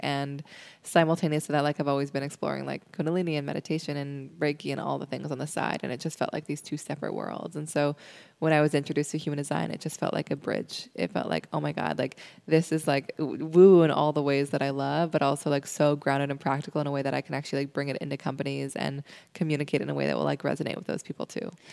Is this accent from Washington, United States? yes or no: yes; Seattle, Washington, United States; I grew up in Seattle